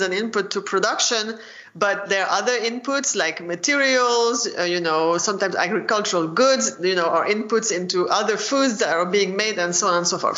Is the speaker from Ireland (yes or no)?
no; France; moved away as an adult; also born or lived in United Kingdom / Chicago, United States; I grew up in France